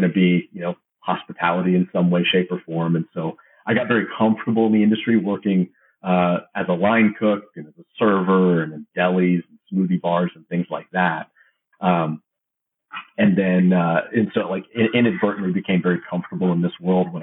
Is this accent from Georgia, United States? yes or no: yes; Georgia, United States; also born or lived in California; I'm from the Georgia area. My parents are from California. We moved here very, very young. So I've only known Georgia, really